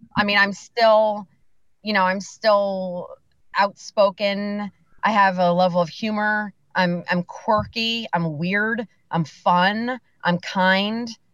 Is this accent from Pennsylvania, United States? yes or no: yes; Bethlehem, Pennsylvania, United States; also born or lived in Macungie, Pennsylvania; I was born and raised in Bethlehem, Liberty High School, the Grenadiers